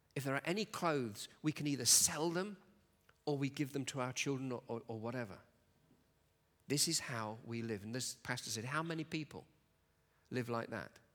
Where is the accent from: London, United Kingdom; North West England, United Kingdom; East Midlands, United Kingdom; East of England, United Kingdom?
East Midlands, United Kingdom; Nottingham; moved away as an adult; now in Glasgow, United Kingdom; I come from uh, a town, a city in England called Nottingham.